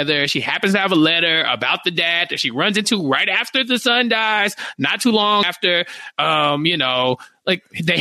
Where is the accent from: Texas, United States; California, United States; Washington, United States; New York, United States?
Texas, United States; as a Texan